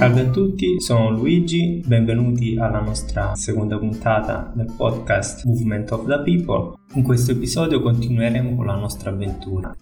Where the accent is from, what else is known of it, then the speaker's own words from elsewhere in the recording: Piano di Sorrento, Campania, Italy; moved away as an adult; also born or lived in Netherlands / Scotland / Australia / Brazil; io sono di qua, sono nato, sono nato, e cresciuto qua, a Piano di Sorrento